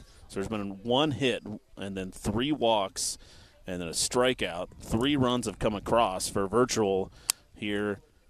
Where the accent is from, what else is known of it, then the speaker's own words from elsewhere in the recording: Pana, Illinois, United States; And I'm from Pena, the City of Roses.